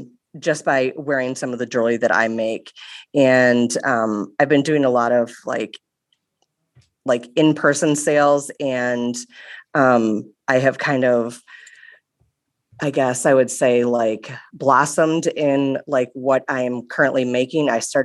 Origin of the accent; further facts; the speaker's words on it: Wisconsin, United States; I am from Wisconsin